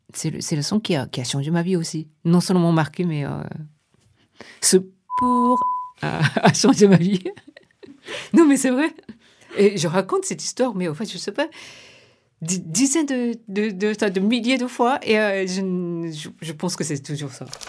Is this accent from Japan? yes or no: yes; Tokyo, Japan; French is a second language; moved away as an adult; now in Paris, France; je suis japonaise, je suis née à Tokyo et ça fait une vingtaine d'années que je suis à Paris